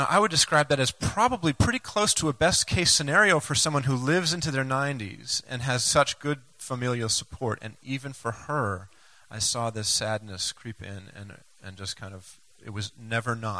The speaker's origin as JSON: {"language": "English", "region": "Maine", "country": "United States", "tie": "born or raised there", "said": "growing up in Maine"}